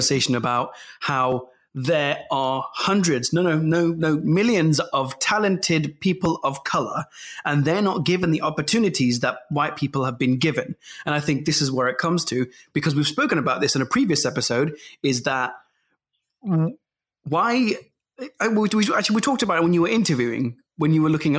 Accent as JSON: {"language": "English", "town": "Leicester", "region": "East Midlands", "country": "United Kingdom", "said": "I'm from Evington"}